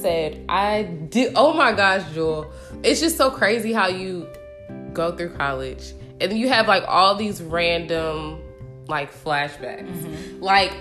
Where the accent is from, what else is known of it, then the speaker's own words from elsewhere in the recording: Texas, United States; I'm from Texas